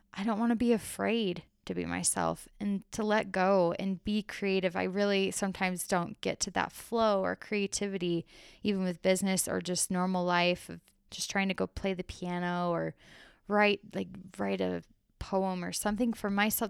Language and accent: English; Arizona, United States; I grew up that way in Arizona. I lived in a smaller town in the country in Arizona